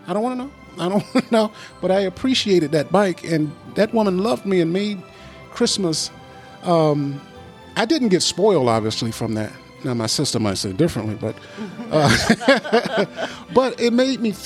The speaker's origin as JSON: {"language": "English", "region": "Mississippi", "country": "United States", "tie": "born or raised there", "said": "I grew up in Mississippi in the 60s and 70s"}